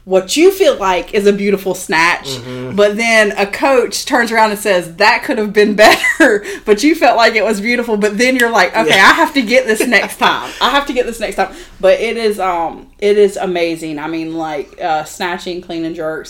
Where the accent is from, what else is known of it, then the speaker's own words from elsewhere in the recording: Wilmington, North Carolina, United States; I grew up here in Wilmington